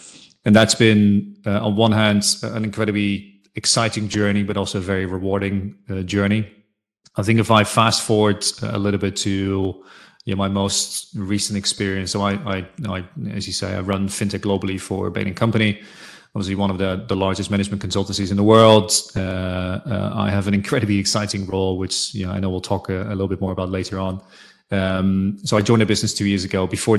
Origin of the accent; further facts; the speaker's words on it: Netherlands; So I was born and raised in Holland.